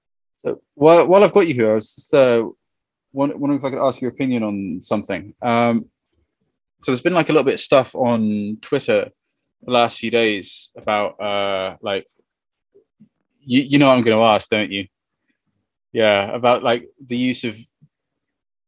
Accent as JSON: {"language": "English", "town": "Cambridge", "region": "East of England", "country": "United Kingdom", "tie": "born or raised there", "said": "as an English person, right? So I'm from Cambridge, right? I was born in Cambridge, live in Cambridge."}